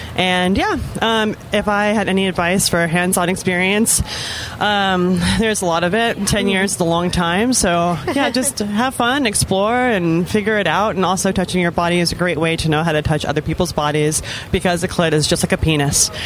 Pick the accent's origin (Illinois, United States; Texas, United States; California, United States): California, United States; the Bay Area; I'm from the Bay Area